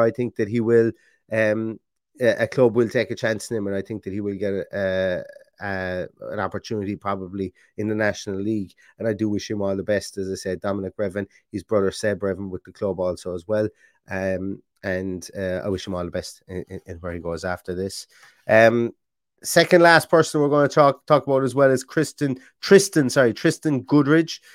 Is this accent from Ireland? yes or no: yes; Ireland; I'm Irish.